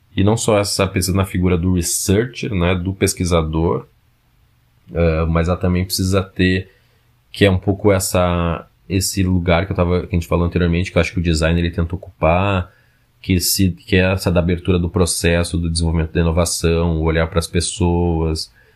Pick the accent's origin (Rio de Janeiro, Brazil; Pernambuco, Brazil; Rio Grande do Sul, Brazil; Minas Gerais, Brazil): Rio Grande do Sul, Brazil; Porto Alegre; also born or lived in São Paulo; now in Manaus, Brazil; eu sou de Porto Alegre